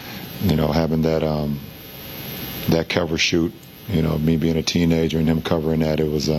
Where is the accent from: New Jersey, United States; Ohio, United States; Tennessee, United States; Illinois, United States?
Ohio, United States; Akron; my hometown of Akron